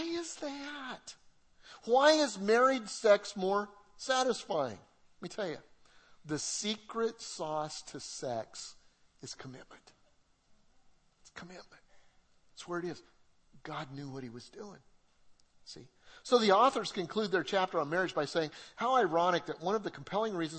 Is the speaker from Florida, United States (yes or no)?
no; Colorado, United States; moved away; Debbie and I, we're from Colorado